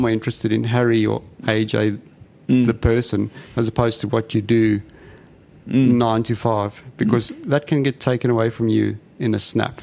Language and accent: English; South Africa; now in Australia; I'm South African, as you can hear